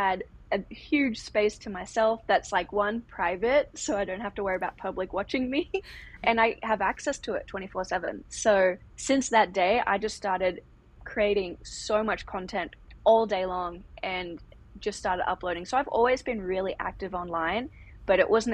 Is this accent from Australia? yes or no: yes; Australia; moved away as an adult; now in Los Angeles, United States; I grew up in Australia, did all my training there.